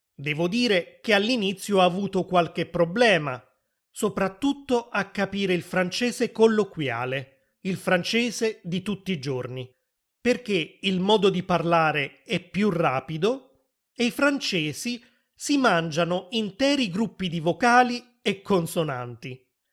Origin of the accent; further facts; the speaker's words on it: Naples, Campania, Italy; sono nato a Napoli, nel sud dell'Italia